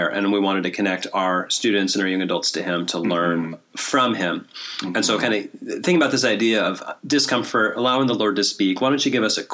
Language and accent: English; Midwest, United States; moved away; me growing up in the Midwest